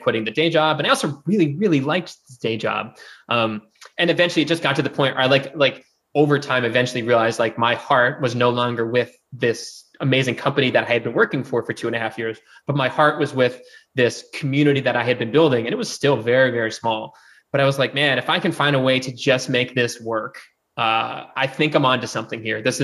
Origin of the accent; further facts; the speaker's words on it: East Coast, United States; also born or lived in San Diego / Atlanta / New York City; now in Nashville, United States; I grew up on the East Coast.